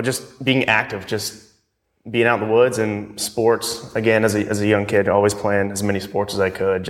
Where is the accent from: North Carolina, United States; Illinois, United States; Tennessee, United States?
Tennessee, United States; So I grew up in Tennessee. I'm from close to Nashville area, a little bit, about 50 miles south of it. So I grew up in very rural Tennessee, grew up on a river.